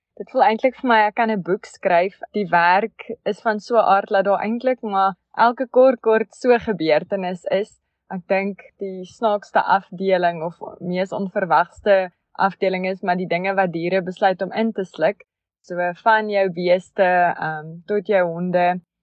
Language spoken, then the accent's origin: Afrikaans; Schweizer-Reneke, North West, South Africa; also born or lived in Onderstepoort / Vryburg; ek het groot geword so 30 kilos buitekant 'n klein dorpie, 'n plattelandse dorpie, Soizereneke in die Noordwes.